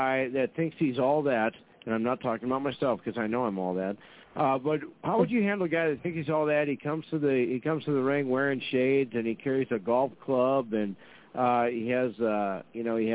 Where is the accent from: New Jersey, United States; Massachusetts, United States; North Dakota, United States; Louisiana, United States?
North Dakota, United States; Fargo; there's a lot of us in Fargo